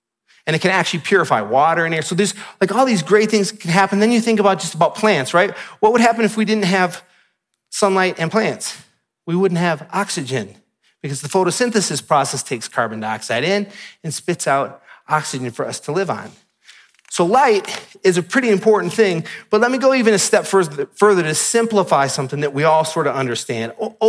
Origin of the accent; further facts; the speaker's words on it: Michigan, United States; And if you're from Utah, you may take this for granted, but I'm from Michigan, so I don't.